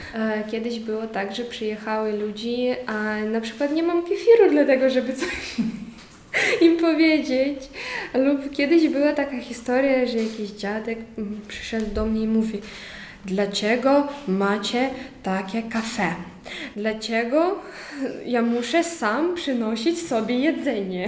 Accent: Ukraine; Polish is a second language; now in Poland; u nas w Ukrainie

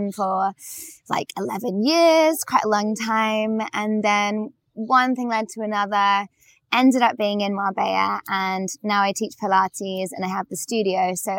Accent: Macclesfield, North West England, United Kingdom; So, I'm from England. From a town called Macclesfield in Cheshire in the northwest. Haven't got much of an accent, maybe mm-hmm. a little bit.

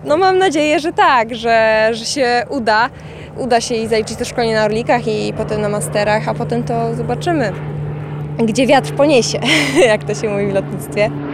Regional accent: Dęblin, Lublin Voivodeship, Poland; sama jestem z Dęblina. Od początku te samoloty latały mi nad głową

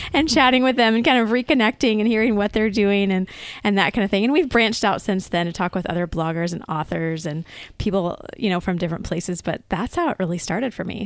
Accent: United States; as an American kid growing up, um, I did share a room with my siblings

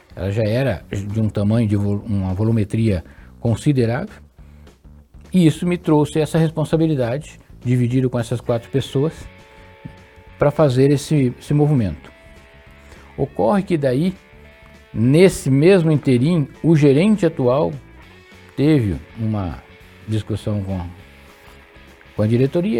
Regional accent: Londrina region, Paraná, Brazil; also born or lived in Santa Fé, Paraná; Eu sou natural de Santa Fé, no Paraná, uma região próxima a Maringá. Ali. Mas consta nos autos que dois meses após o meu nascimento, a minha família se mudou dessa cidade e fomos para a região de Londrina

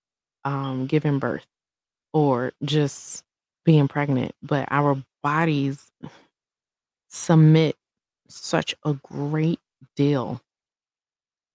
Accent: Brooklyn, New York, United States; now in Colorado, United States; When I was growing up in Brooklyn

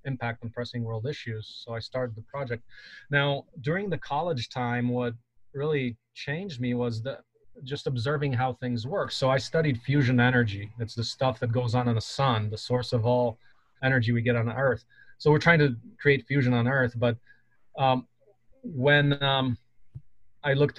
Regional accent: Poland; now in United States; So I come from Poland and actually my grandmother was in a concentration camp.

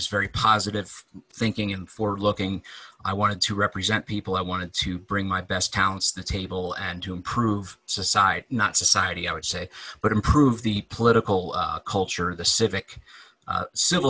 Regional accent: Delaware, United States; I grew up in Delaware

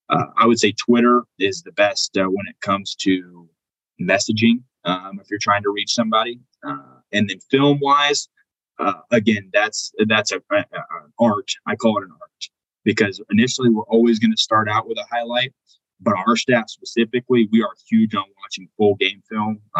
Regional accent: Indiana, United States; Um, and again, I'm from the Midwest originally. I'm from Indiana originally. I moved around. Obviously, I was a coach's kid. I bounced around.

